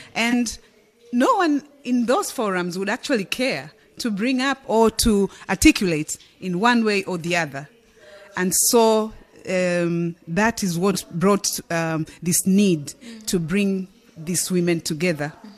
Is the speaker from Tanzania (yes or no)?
yes; Tanzania; I'm from Tanzania